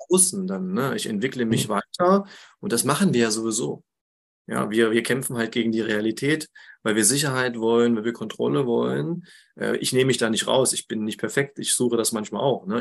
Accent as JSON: {"language": "German", "area": "Harz, near Quedlinburg", "region": "Saxony-Anhalt", "country": "Germany", "tie": "born or raised there", "also_born_or_lived": "Jena", "moved": "as an adult", "said": "ich lebe im schönen Harz mittlerweile wieder, ähm, seit jetzt sieben Jahren. Das ist meine Heimat und in der Nähe von Quedlinburg"}